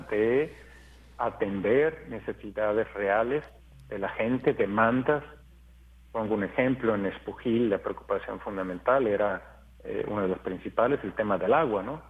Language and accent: Spanish; Mexico; para mí como mexicano